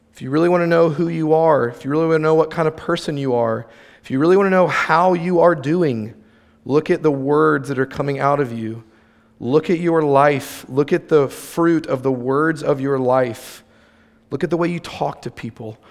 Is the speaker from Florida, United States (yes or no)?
yes; near St. Augustine, Florida, United States; Saint Augustine, Florida, shout out, hometown, close to my hometown, where the alligator farm is